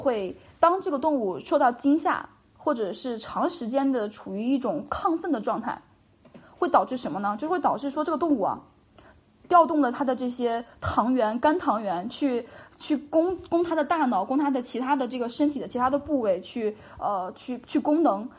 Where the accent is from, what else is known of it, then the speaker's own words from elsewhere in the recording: China; 我们本身中国的这种所，就是接触，接受的传统教育